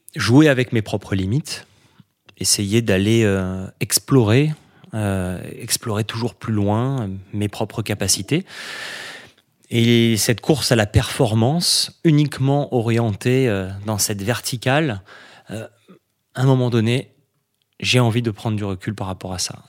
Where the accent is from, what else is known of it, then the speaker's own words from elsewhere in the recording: Nice, Provence-Alpes-Côte d'Azur, France; j'ai grandi à Nice, parce que j'ai toujours vécu au bord